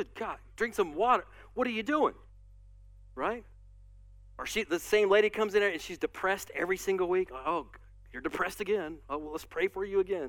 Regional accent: United States; as American Christians

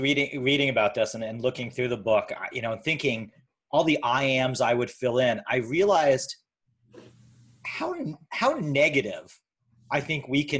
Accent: Canada; I'm Canadian.

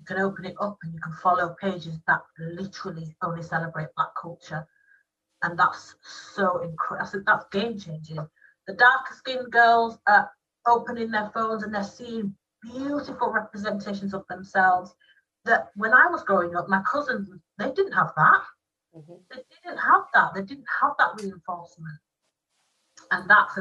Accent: United Kingdom; Black British people

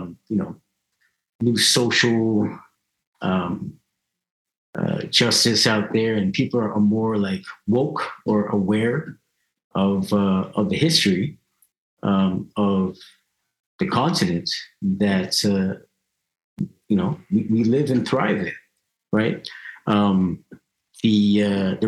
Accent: Canada; I'm happy that I'm born here. You know, I'm glad that I was raised here. You know, it's cool growing up in Canada

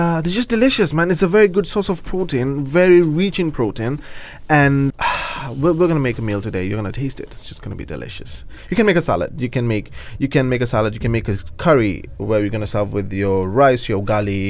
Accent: Kenya; I come from Kenya, born and raised in Kenya

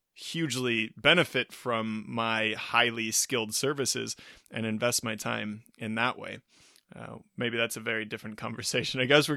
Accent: United States; coming back to being an American in a particular position, globally speaking

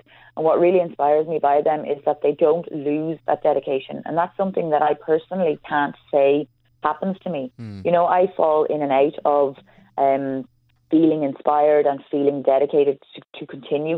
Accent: Ireland; as an Irish person

